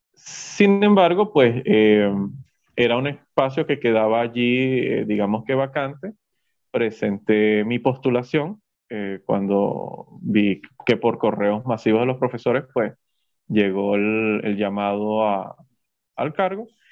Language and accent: Spanish; Yaracuy, Venezuela; como todo muchacho que quizás viene del interior